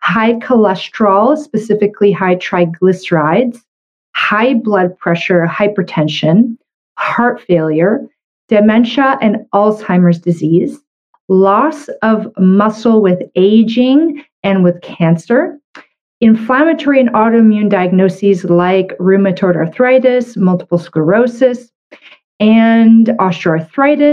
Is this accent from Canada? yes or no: yes; Canada; I'm a Canadian medical doctor